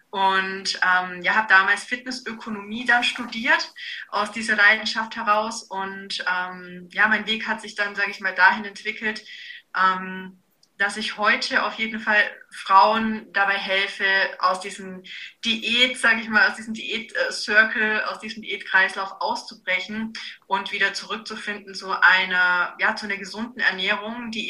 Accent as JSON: {"language": "German", "town": "Augsburg", "region": "Bavaria", "country": "Germany", "said": "äh, ich komme aus Augsburg"}